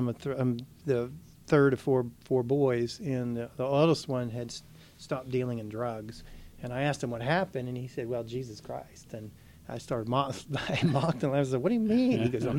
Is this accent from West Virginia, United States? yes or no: yes; Weirton, West Virginia, United States; moved away as an adult; also born or lived in Livermore, California / Atlanta, Georgia / Ohio; now in Mississippi, United States; I'm originally from Weirton, West Virginia, really close near here.